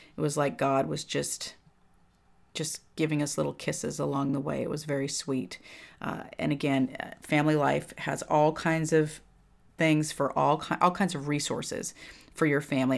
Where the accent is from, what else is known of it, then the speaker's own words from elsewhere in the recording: California, United States; moved away as an adult; When I grew up in California, I was in the same, I went th, all through grammar school, high school, with all the same kids